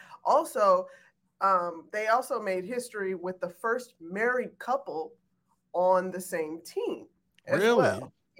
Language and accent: English; Chicago, Illinois, United States